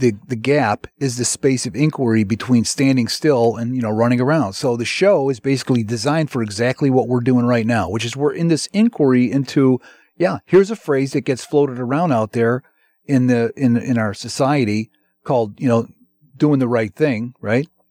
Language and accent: English; Chicago, Illinois, United States; I'm from the Northwest Side.